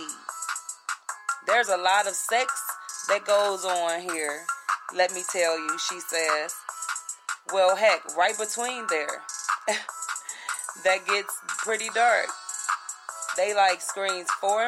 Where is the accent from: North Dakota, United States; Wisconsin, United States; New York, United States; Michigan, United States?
Michigan, United States; Detroit; we are still in the city that I love, my hometown, city of Detroit.